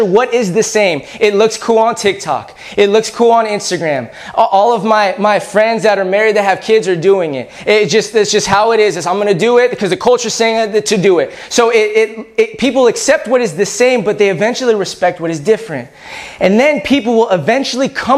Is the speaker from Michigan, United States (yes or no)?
no; California, United States; I'm from California